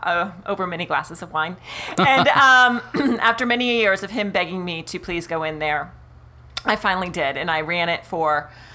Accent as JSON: {"language": "English", "region": "Florida", "country": "United States", "tie": "born or raised there", "also_born_or_lived": "New York", "said": "And I spent half of my life growing up in Florida, meaning like 6 months out of the year. And the other 6 months out of the year, I spent up at Chautauqua Lake."}